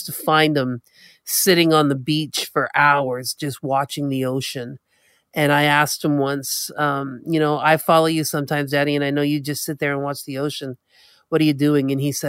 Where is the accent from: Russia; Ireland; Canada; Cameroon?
Canada; from the Mi'kmaq Nation.